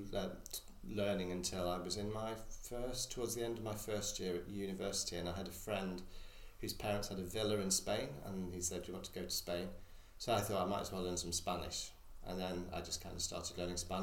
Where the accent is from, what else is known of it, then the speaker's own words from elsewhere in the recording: Lytham St Annes, North West England, United Kingdom; also born or lived in Oxford; originally I'm from Lytham. Lytham used to have a maternity hospital and I was born there. The maternity hospital then moved to Blackpool Vic. I actually went to school locally